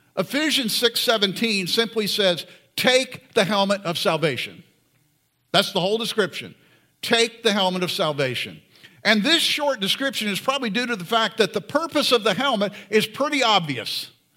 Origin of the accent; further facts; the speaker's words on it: Florida, United States; I grew up in Florida.